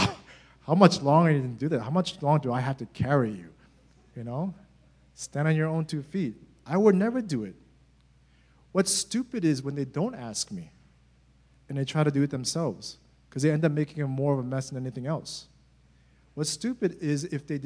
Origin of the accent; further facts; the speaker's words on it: United States; as Americans